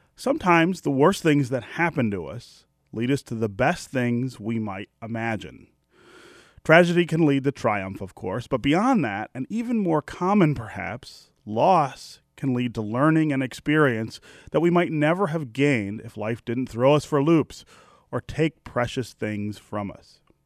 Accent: Detroit, Michigan, United States; also born or lived in Chicago; The job I loved at the newspaper in my hometown

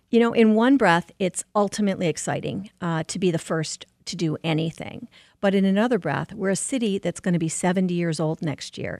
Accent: Livonia, Michigan, United States; born and raised in Livonia, my parents still live in Livonia

